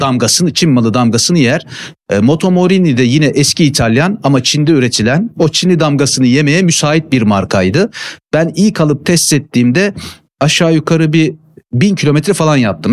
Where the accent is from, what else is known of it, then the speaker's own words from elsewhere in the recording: Giresun, Turkey; moved away as an adult; now in Istanbul, Turkey; Memleketim Giresun benim. E, lise sona kadar Giresun'daydım. Ondan sonra üniversite için İstanbul'a gelmiştim.